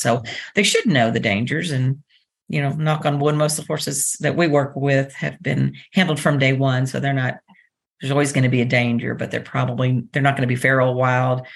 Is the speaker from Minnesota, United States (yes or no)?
no; Dallas, Texas, United States; now in Lexington, United States; I grew up in Dallas, Texas